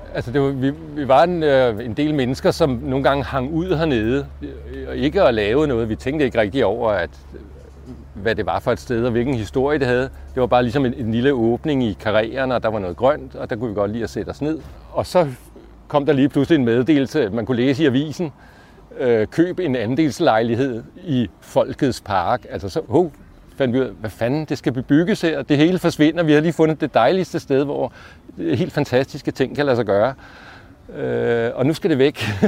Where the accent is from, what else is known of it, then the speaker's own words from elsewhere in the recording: Allerød, Capital Region of Denmark, Denmark; moved away; also born or lived in Copenhagen; Jeg voksede op i provinsen i Allerød